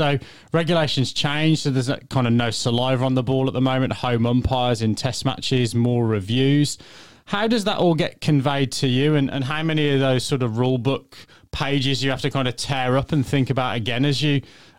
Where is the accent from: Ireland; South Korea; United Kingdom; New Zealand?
United Kingdom; England; accent: English; I'm an Englishman, as you can probably tell from my accent